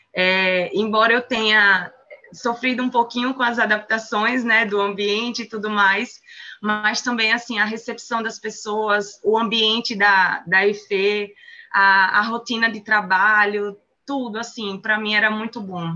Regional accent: Sergipe, Brazil; moved away as an adult; also born or lived in São Paulo; um sotaque bem gostoso, vindo da região mais quente do país. é, eu nasci em Sergipe

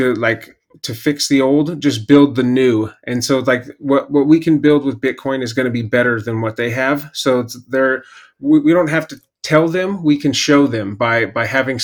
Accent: Bakersfield, California, United States; I'm from Bakersfield.

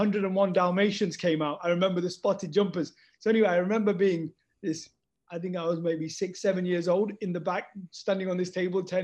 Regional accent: Leicester, East Midlands, United Kingdom; also born or lived in Los Angeles; my hometown, Leicester

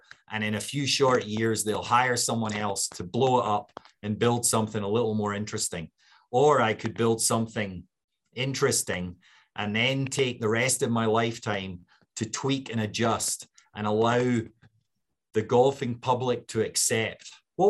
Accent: Scotland, United Kingdom; And as a Scot, I was willing to accept it.

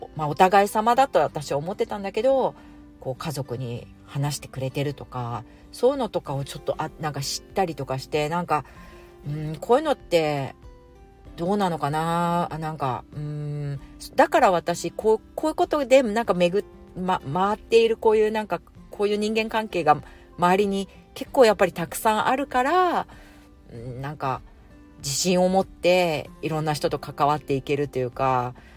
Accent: Japan; now in Singapore; 私がまあ一応日本人だし、日本わかるから

